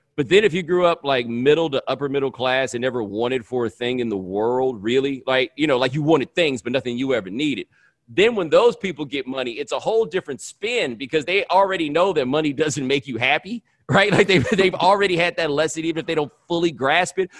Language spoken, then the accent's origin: English; the South, United States; moved away; I'm from the South